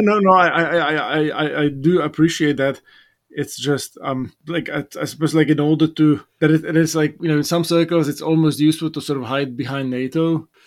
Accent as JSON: {"language": "English", "town": "Bratislava", "region": "Bratislava Region", "country": "Slovakia", "tie": "born or raised there", "moved": "yes", "said": "my first trip back to my hometown"}